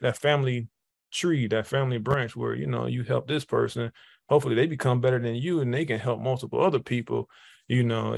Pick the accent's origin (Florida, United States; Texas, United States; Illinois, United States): Florida, United States; Jacksonville; also born or lived in Detroit, Michigan; I was born in Detroit, Michigan, moved to Jacksonville, Florida around sixth grade. So I call it Jacksonville home because that's kind of where I kind of grew into, you know, those adolescent years.